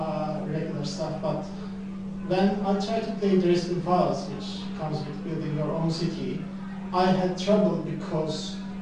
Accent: Turkey; I'm from Turkey, so it's kind of a Middle East, Eastern European

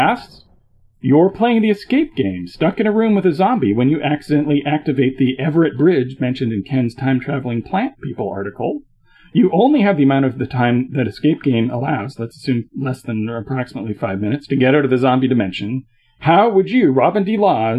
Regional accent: Canada; as a Canadian

